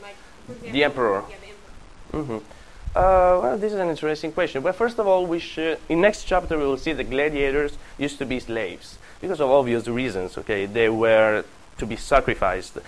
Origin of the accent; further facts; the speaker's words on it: Apulia, Italy; English is a second language; moved away; Calabria, and Puglia, and this is where I come from